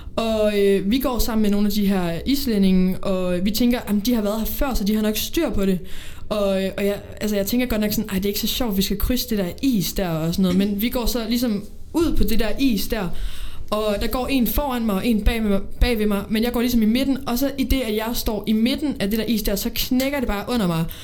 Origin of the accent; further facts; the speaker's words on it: Odense, Southern Denmark, Denmark; lilleskolen i Odense. Jeg kommer fra Odense